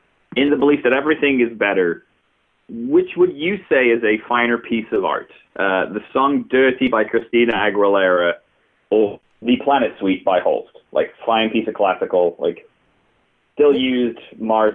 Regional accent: Stoke-on-Trent, West Midlands, United Kingdom; moved away; I'm from Stoke.

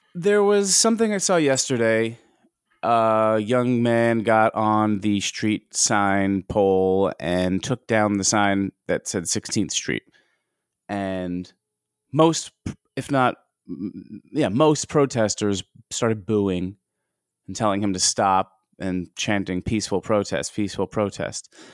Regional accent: United States; as an American

